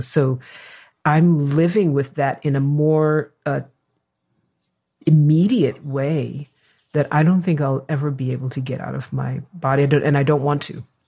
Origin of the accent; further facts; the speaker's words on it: New York, United States; now in California, United States; I am a New Yorker